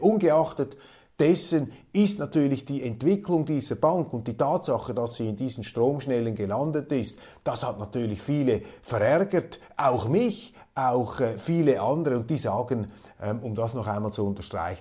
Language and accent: German; Switzerland; als Schweizer